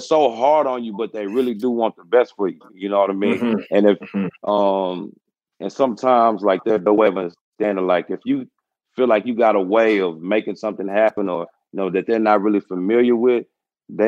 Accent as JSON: {"language": "English", "town": "Houston", "region": "Texas", "country": "United States", "tie": "born or raised there", "moved": "as an adult", "lives_now": "Louisville, United States", "said": "growing up in Houston, it was great, man. I came up Southwest, you know, Houston, Texas."}